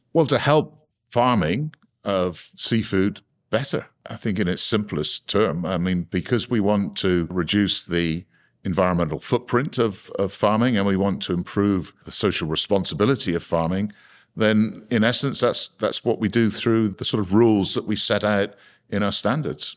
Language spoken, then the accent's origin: English; Cornwall, South West England, United Kingdom; I was born in Cornwall uh, in a seaside town that had a quite a vibrant fishing community at the time